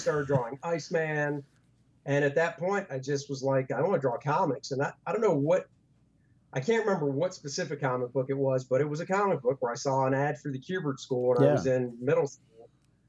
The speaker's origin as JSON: {"language": "English", "town": "Beltsville", "region": "Maryland", "country": "United States", "tie": "born or raised there", "said": "Maryland, right outside of DC."}